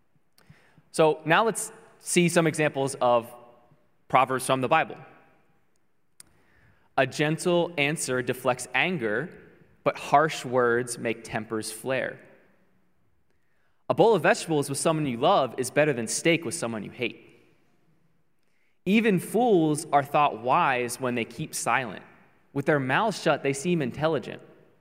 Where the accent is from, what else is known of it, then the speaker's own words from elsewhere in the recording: Baltimore, Maryland, United States; moved away as an adult; now in Honolulu, United States; we're originally from Maryland, from the Baltimore area, all the way on the East Coast.